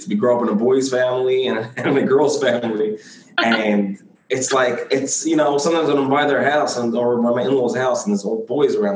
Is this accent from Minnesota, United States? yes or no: no; Brooklyn, New York, United States; also born or lived in Lakewood; I grew up in Brooklyn, New York.